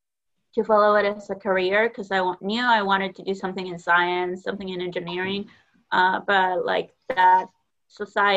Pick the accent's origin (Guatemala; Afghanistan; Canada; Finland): Guatemala; moved away as an adult; now in Nebraska, United States; I grew up in Guatemala